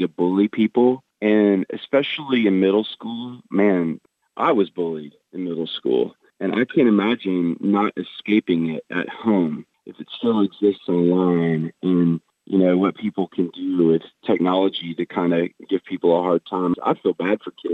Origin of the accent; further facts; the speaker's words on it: the South, United States; I grew up in the South. Everybody kind of says they're Christians around here.